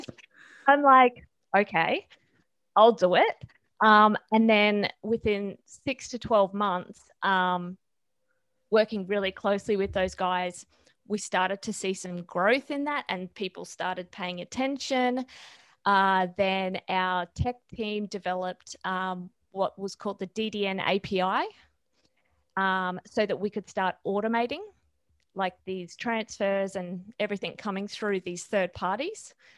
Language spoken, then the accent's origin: English; Australia; I am Australian